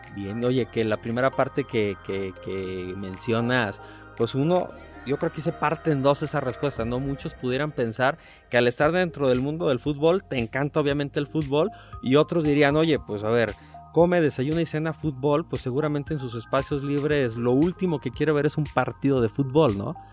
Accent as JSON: {"language": "Spanish", "region": "Aguascalientes", "country": "Mexico", "tie": "born or raised there", "said": "somos muchos los que obviamente somos oriundos de Aguascalientes"}